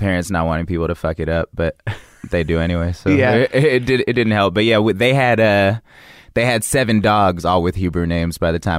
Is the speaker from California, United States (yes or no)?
yes; Oakland, California, United States; also born or lived in Berkeley, California / Albany, California / Providence, Rhode Island; I was born in Oakland.